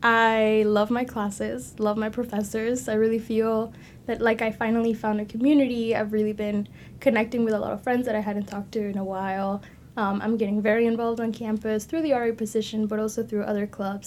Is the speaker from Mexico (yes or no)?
yes; Mexico; now in Texas, United States; So as I mentioned, I am from Mexico. And when I moved to Texas